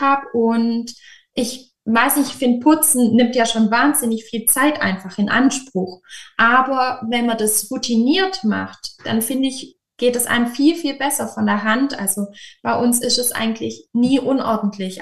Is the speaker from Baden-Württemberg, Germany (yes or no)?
yes; Böblingen region, near Stuttgart, Baden-Württemberg, Germany; Genauer gesagt komme ich aus der Region Böbling, das ist nahe Stuttgart